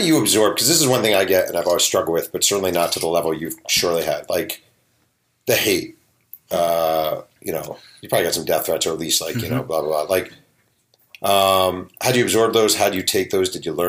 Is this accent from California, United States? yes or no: no; New York, United States; I'm a New York Jew.